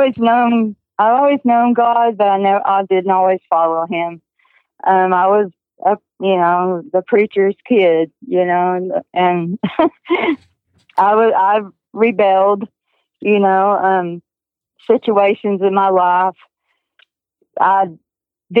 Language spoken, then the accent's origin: English; Texas, United States; also born or lived in Kansas; I was born in Kansas. We moved to Texas when I was 6 years